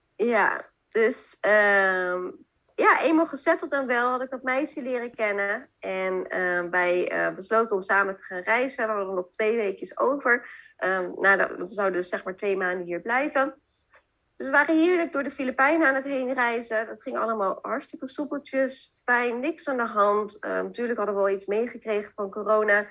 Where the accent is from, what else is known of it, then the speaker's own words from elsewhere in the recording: Zeist, Utrecht, Netherlands; ik kom oorspronkelijk uit Zeist.